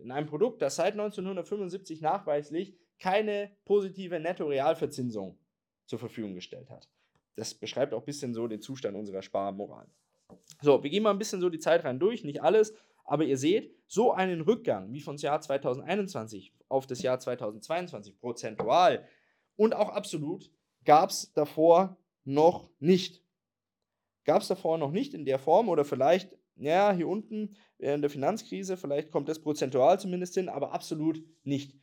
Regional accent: Germany; wir Deutsche

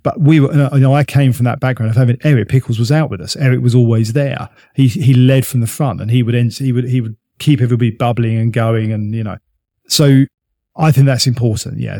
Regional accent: United Kingdom; we're British

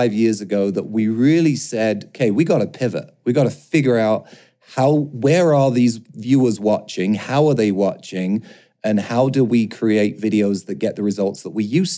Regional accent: London, United Kingdom; moved away; I grew up in London. As you might be able to hear, I sound a little bit different

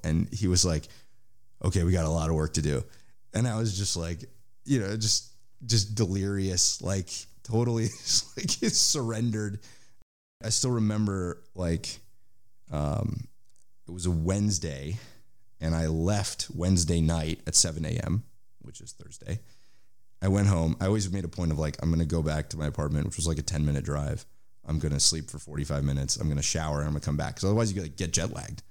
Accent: San Francisco, California, United States; moved away as an adult; now in Israel; I grew up in San Francisco Bay Area

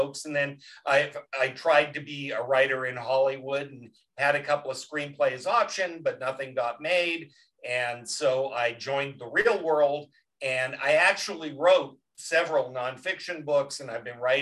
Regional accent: a little town outside Vancouver, British Columbia, Canada; moved away; also born or lived in Chicago; Originally a little town outside Vancouver.

